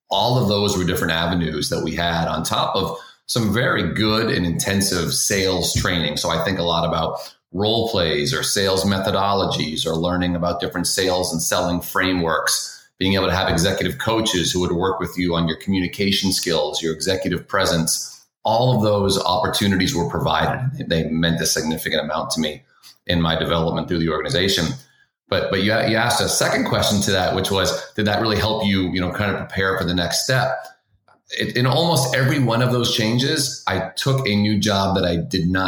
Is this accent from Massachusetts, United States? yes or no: yes; Boston, Massachusetts, United States; I grew up in Boston, {S0} North {S1} Carolina, or Boston, Massachusetts, excuse me.